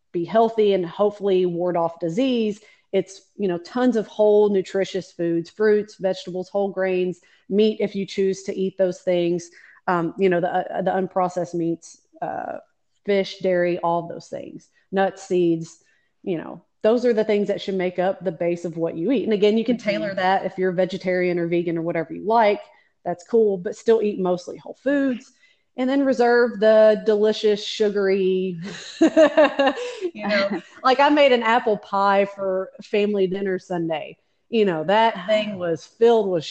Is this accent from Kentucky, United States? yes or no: yes; Kentucky, United States; I'm from Kentucky